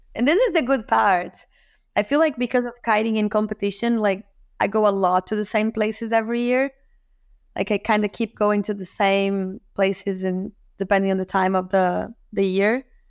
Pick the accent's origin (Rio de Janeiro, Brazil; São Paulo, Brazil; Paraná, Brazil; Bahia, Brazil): Rio de Janeiro, Brazil; I'm from Rio, from Brazil